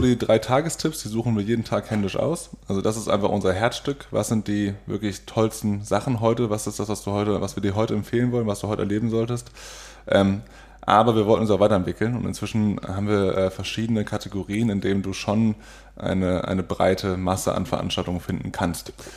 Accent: Oldenburg, Lower Saxony, Germany; moved away as an adult; now in Cologne, Germany; Ich bin äh, in Oldenburg geboren. Mhm. Das ist in Niedersachsen

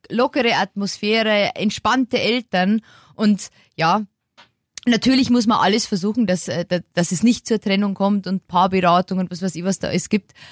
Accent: Lower Bavaria, Germany; moved away as an adult; Ich bin ja jetzt, wie gesagt, äh, wieder in meine Heimat gezogen

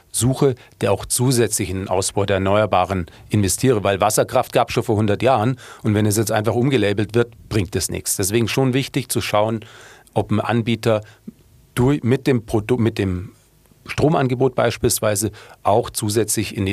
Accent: Munich, Bavaria, Germany; aber das Problem als Münchner ist ja dann

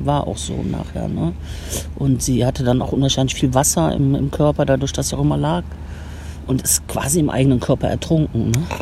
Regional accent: Aachen, North Rhine-Westphalia, Germany; moved away as an adult; also born or lived in Cologne; ich würde den Laden meiner Eltern übernehmen in Aachen

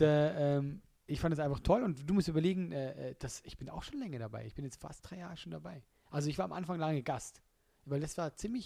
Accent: Switzerland; als Schweizer

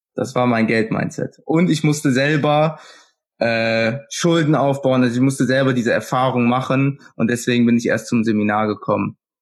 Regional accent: Kerpen, North Rhine-Westphalia, Germany; Ich komme aus Kerpen

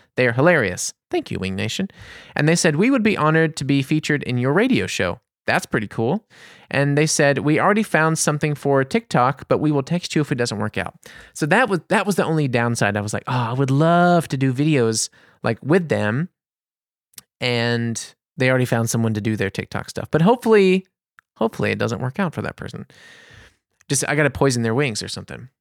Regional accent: New Orleans, Louisiana, United States; now in Germany; I'm American. I'm from New Orleans

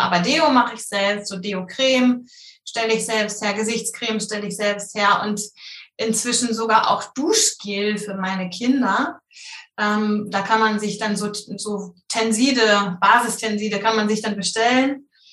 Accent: Hamburg, Germany; ich komme aus der Nähe von Hamburg

